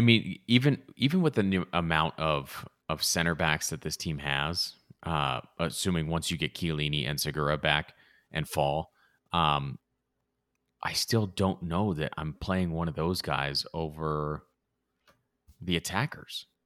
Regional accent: Southern California, United States; also born or lived in Provo, Utah; I grew up in Southern California, watched plenty of U S C growing up

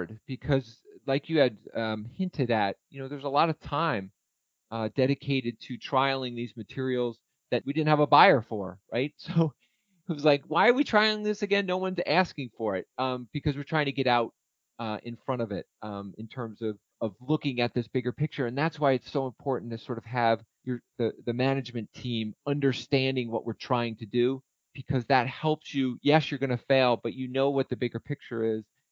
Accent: Nassau, New York, United States; moved away; My hometown is Nassau, New York

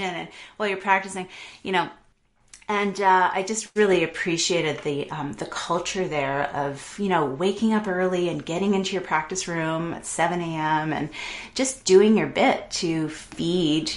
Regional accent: Toronto, Ontario, Canada; also born or lived in London, Ontario; I grew up in Toronto, and we moved to London, Ontario, which is just outside of Toronto, for my middle school and high school years.

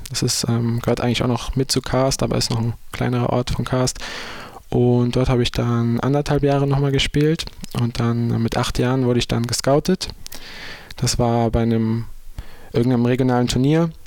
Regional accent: Düsseldorf, North Rhine-Westphalia, Germany; ich bin ja schon in Deutschland groß geworden

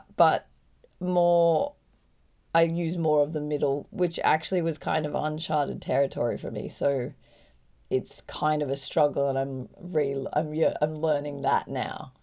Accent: Byron Bay, New South Wales, Australia; I grew up in Byron

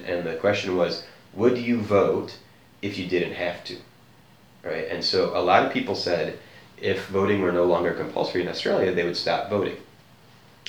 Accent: United States; as an American

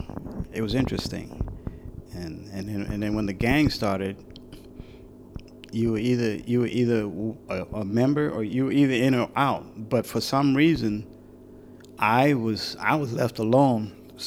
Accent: Brooklyn, New York, United States; I'm a kid from Brooklyn, New York. I didn't know a lot of the heroes in the States.

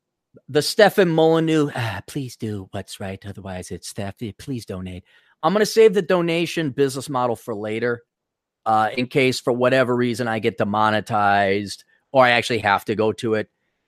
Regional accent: Milwaukee, Wisconsin, United States; I grew up in Milwaukee, and there's like a mini East Coast due to Chicago being there. So people think a lot of people thought I was like from New York.

